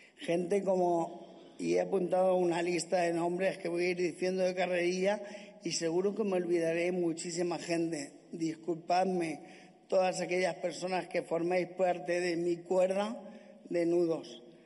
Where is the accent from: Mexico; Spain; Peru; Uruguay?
Spain; Castilla-La Mancha; en mi tierra, en mi casa, con mi gente